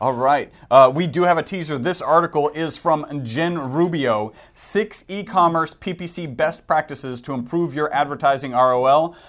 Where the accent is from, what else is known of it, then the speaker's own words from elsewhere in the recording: Texas, United States; We're from Texas, so we do say howdy